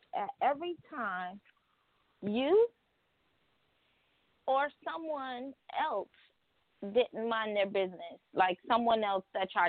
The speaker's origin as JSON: {"language": "English", "region": "New York", "country": "United States", "tie": "born or raised there", "said": "we grew up in New York"}